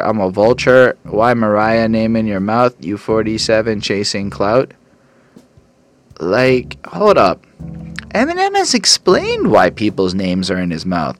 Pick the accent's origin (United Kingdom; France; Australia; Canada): Canada; I'm a Canadian